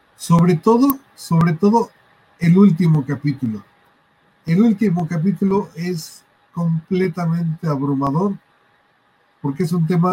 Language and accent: Spanish; Mexico; yo crecí en Barrio 13